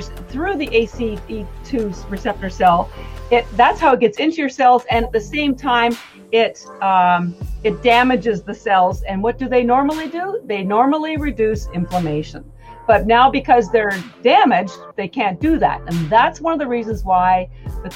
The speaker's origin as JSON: {"language": "English", "country": "Canada", "moved": "yes", "said": "I'm actually Canadian"}